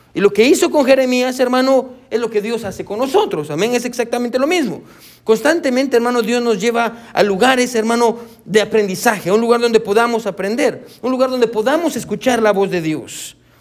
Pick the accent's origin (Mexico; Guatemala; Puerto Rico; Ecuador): Guatemala; now in United States; yo soy de Guatemala, y yo extraño Guatemala.